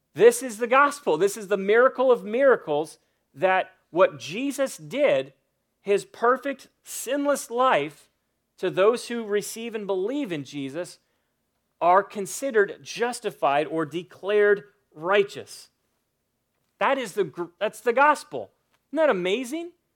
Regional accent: United States; I'm an American citizen

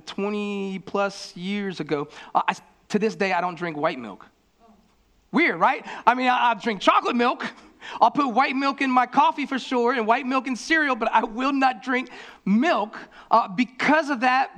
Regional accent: Florida, United States; I grew up in Florida

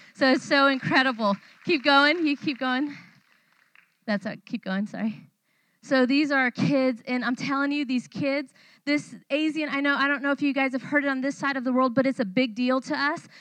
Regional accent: California, United States; moved away as an adult; now in Thailand; I was not raised in a Christian home, I was raised in California.

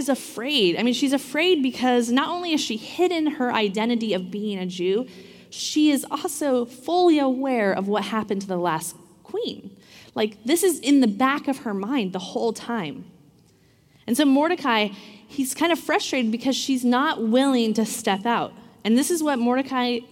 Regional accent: Washington, United States; I grew up in Washington, so it rains a lot typically

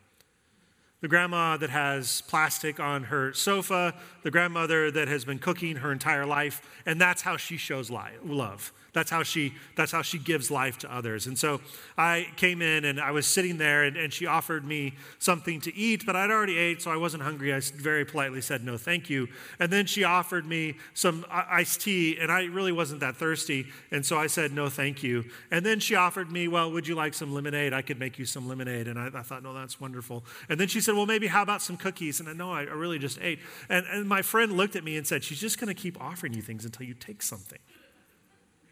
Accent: Denver, Colorado, United States; I grew up in Denver, and in Denver it gets hot in the summer

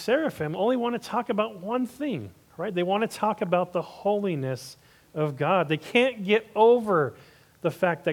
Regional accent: Los Angeles, California, United States; my hometown of Hollywood

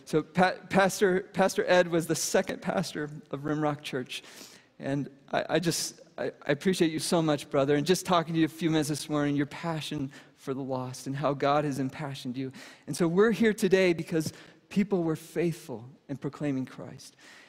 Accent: Venezuela; And I speak Spanish because I grew up in Venezuela.

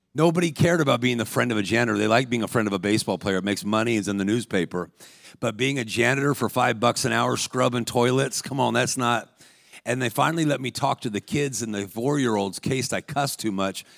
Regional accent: Los Angeles, California, United States; I was a professional athlete growing up in Los Angeles.

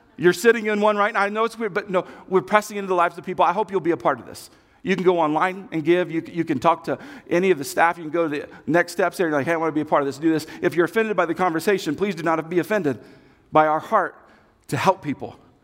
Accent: Kansas, United States; I come from Kansas.

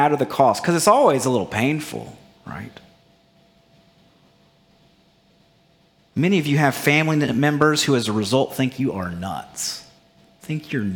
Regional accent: Bible Belt, Southern United States, United States; growing up in the Bible Belt

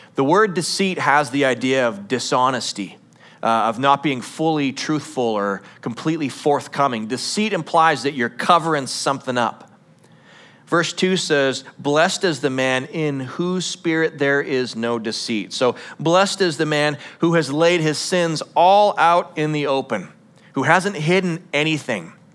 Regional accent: United States; as an American culture

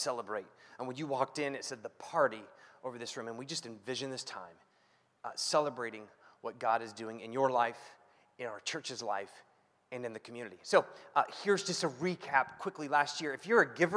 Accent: Ohio, United States; moved away; I grew up in Ohio

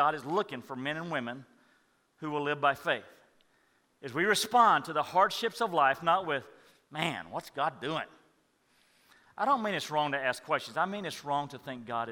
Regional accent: Madisonville, Texas, United States; I grew up in Madisonville, Texas, hour north where Bucky's is now

